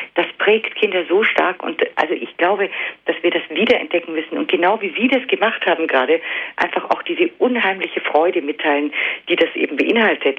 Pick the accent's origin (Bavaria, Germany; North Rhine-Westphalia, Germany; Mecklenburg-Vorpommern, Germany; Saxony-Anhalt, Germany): Bavaria, Germany; Allgäu; ich komme ja auch aus dem Allgäu